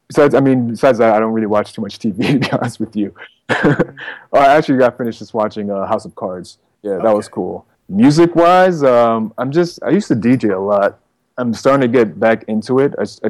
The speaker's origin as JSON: {"language": "English", "region": "East Coast", "country": "United States", "said": "I come from the East Coast, so, you know, there's this idea of, I'm not saying I don't buy into this, but this idea of, like, you know, hip-hop's on the East Coast"}